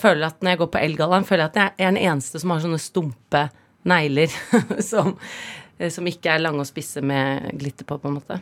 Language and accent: Norwegian; Oslo, Norway; also born or lived in Herøy, Nordland, Norway; Jeg snakket nordnorsk når jeg kom til Oslo